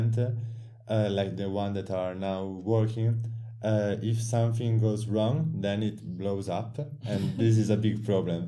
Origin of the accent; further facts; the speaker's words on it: Italy; I'm from Italy. I study in the University of Milan.